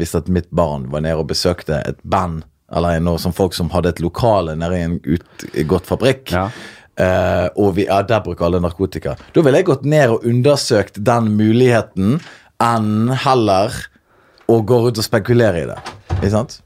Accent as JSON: {"language": "Norwegian", "country": "Norway", "tie": "born or raised there", "said": "Jeg er født og oppvokst i uh, Norge"}